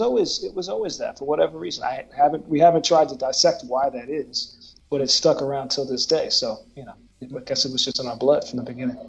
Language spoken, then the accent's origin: English; Woodbury, Minnesota, United States; also born or lived in New Jersey; I moved to Minnesota